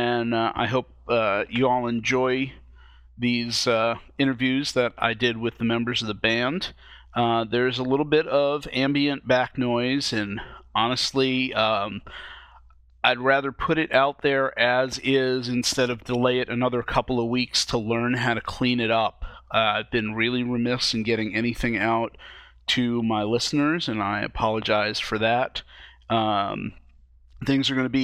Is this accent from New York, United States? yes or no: no; Vienna, Virginia, United States; which is in my hometown of Vienna, Virginia